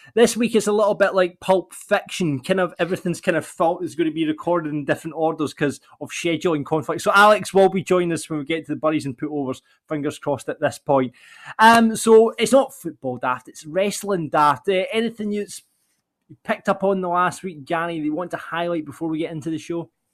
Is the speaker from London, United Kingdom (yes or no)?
no; Larbert, Scotland, United Kingdom; I am from Larbert